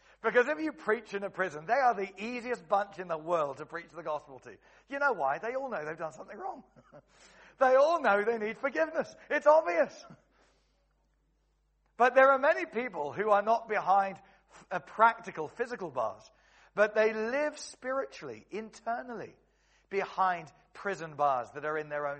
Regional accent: Cheam, London, United Kingdom; where I grew up in Stockbroker Belt in Cheam in Surrey

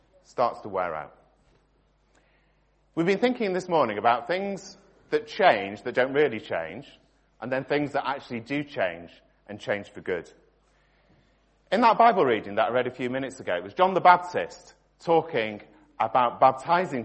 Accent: Stockport, North West England, United Kingdom; I was born in Stockport

